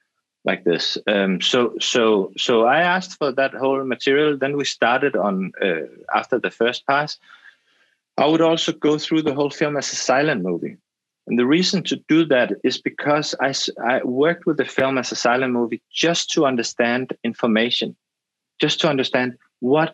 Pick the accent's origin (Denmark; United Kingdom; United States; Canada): Denmark; I'm Danish and I'm from the Danish film school.